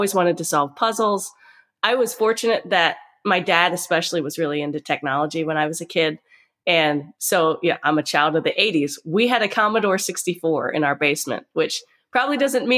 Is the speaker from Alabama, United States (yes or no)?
no; Pennsylvania, United States; I'm a small town girl. I come from Amish country, Pennsylvania